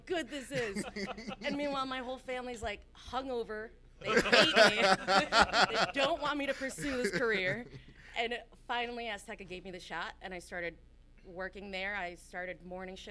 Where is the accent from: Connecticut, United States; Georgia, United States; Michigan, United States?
Connecticut, United States; Berlin; also born or lived in Bogota, Colombia; now in Hartford, United States; I was born in Bogota, Colombia, and I essentially moved here when I was about 6 years old, lived in Berlin, Connecticut, raised there